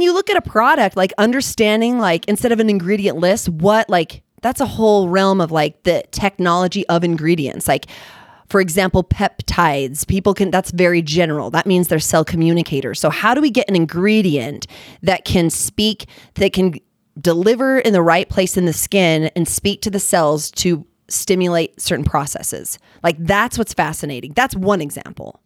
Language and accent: English; Utah, United States; also born or lived in California; I'm from Utah, Utah County. Like, you know, I was born in California, but it's not really like I'm all Utah.